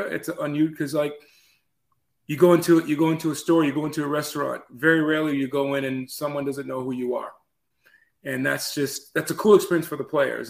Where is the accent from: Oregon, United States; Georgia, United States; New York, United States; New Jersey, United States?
Georgia, United States; Atlanta; now in Chattanooga, United States; I actually grew up down in Atlanta, so I, I grew up in Atlanta.